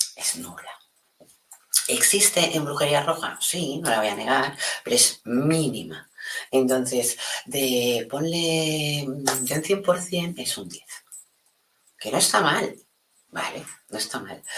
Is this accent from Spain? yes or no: yes; Spain; aquí en España